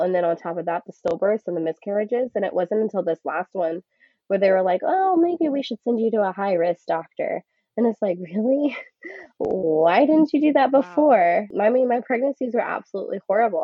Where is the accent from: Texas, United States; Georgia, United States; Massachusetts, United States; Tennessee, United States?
Texas, United States; Houston; I was born and raised in Houston